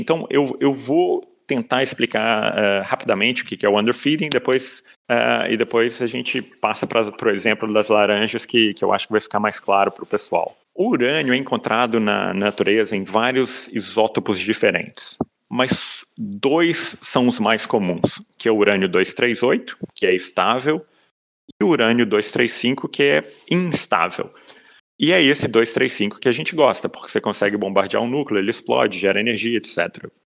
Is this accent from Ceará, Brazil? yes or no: no; Minas Gerais, Brazil; eu sou de Minas